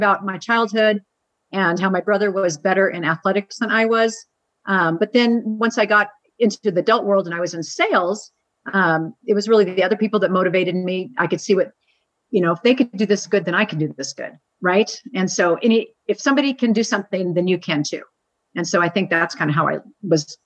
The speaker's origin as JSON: {"language": "English", "town": "Seattle", "region": "Washington", "country": "United States", "tie": "born or raised there", "moved": "as an adult", "lives_now": "Arizona, United States", "said": "I grew up in West Seattle, Northwest, where it's nice and rainy and green"}